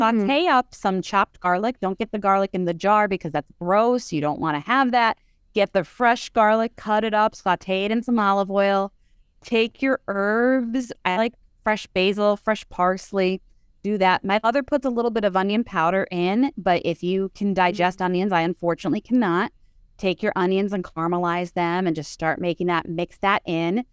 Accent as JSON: {"language": "English", "town": "Dunmore", "region": "Pennsylvania", "country": "United States", "tie": "born or raised there", "said": "Dunmore is my hometown"}